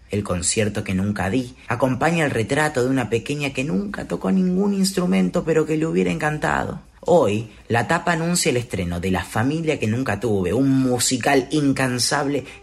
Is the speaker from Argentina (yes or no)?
yes; Buenos Aires, Argentina; soy del barrio de Palermo.